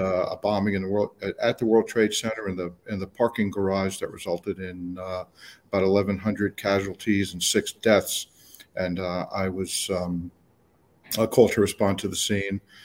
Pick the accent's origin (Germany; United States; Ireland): United States; New York City, New York; also born or lived in Colorado / Palm Beach County, Florida; now in Florida, United States; I'm from New York, uh, City, New York State